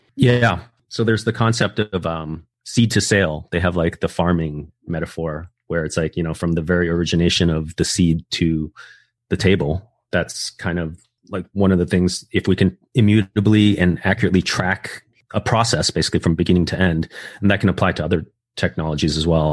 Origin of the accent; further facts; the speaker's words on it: United States; also born or lived in Taiwan; I actually moved to the States when I was like an infant